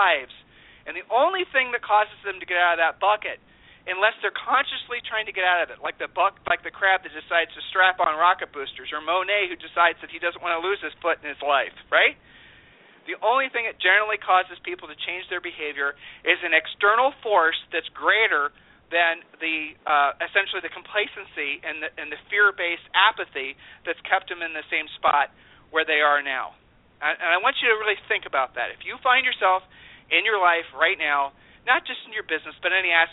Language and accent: English; Columbus, Ohio, United States; we grew up in Columbus, Ohio